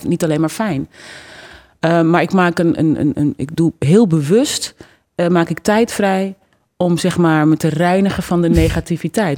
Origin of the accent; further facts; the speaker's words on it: Netherlands; als Nederlandse vrouw zou ik het gek vinden dat ik niet goed Nederlands spreek